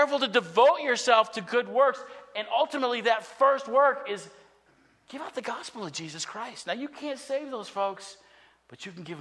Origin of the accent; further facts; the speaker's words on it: United States; a citizen of the United States of America